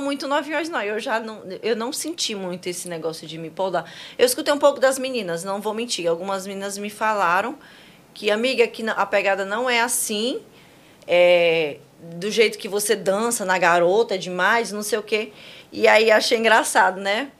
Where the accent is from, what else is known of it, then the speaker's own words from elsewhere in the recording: Roraima, Brazil; moved away as an adult; also born or lived in Manaus; now in Fortaleza, Brazil; eu sou de Roraima